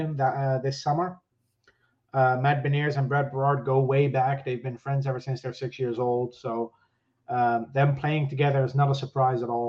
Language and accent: English; Netherlands; I'm from the Netherlands